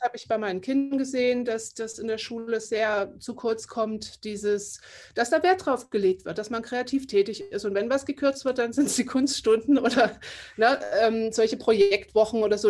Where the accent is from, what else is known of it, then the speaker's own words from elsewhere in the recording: Saxony, Germany; first language German; moved away as an adult; Ich komme aus Sachsen. Ich bin da auch aufgewachsen und habe da 20 Jahre meines Lebens gelebt.